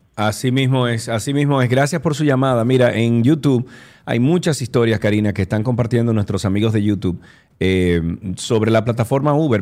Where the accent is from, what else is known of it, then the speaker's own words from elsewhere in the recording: Cibao, Dominican Republic; yo soy del Cibao también